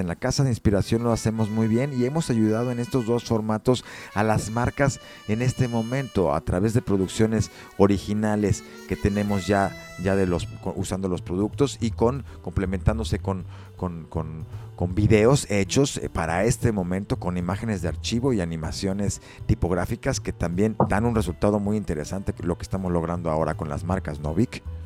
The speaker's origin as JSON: {"language": "Spanish", "country": "Mexico", "said": "como mexicanos, pues hemos nacido, nos hemos desarrollado, hemos crecido"}